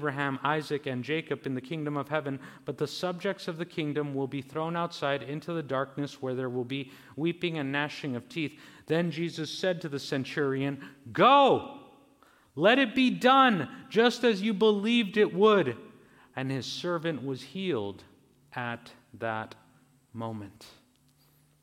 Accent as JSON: {"language": "English", "town": "Mexicali", "region": "Baja California", "country": "Mexico", "tie": "born or raised there", "said": "I was born in Mexicali, in Baja California, in Mexico."}